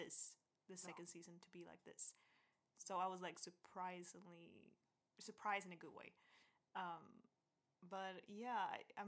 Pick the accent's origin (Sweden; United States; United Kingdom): Sweden; from Sweden